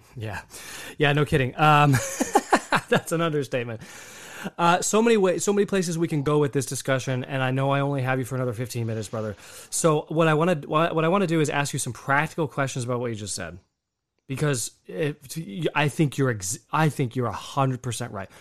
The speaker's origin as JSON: {"language": "English", "country": "United States", "said": "an American Catholic"}